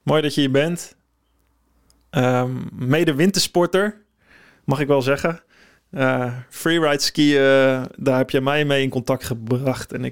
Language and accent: Dutch; Netherlands; normaal gesproken, hebben we kennen als Nederlanders, we gaan naar Oostenrijk voornamelijk.